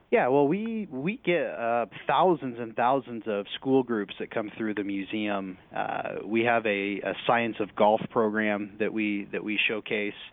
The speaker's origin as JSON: {"language": "English", "region": "California", "country": "United States", "said": "I came from California, so I'd never been to uh, to Northeast Florida."}